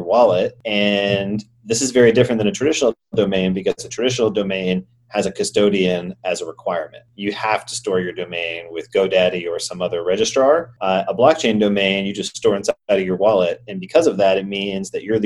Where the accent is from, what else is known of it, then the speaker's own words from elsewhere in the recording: Atlanta, Georgia, United States; moved away as an adult; also born or lived in San Francisco; I'm from Atlanta, started in the real estate field.